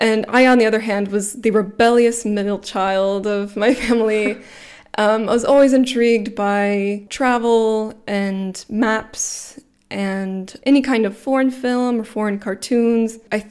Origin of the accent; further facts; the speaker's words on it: Atlanta, Georgia, United States; moved away as an adult; now in Freiburg, Germany; I'm from the Atlanta metro area.